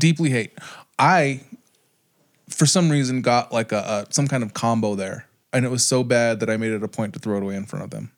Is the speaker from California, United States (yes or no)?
no; Pueblo, Colorado, United States; growing up in Pueblo